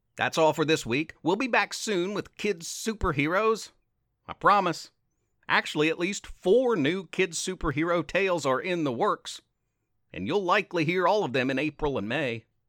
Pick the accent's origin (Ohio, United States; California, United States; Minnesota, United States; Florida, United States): Ohio, United States; South Point; I'm from South Point High